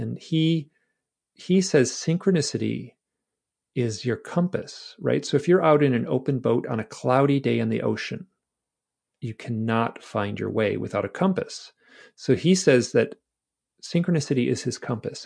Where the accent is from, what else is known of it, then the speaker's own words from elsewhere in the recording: Michigan, United States; I'm from Michigan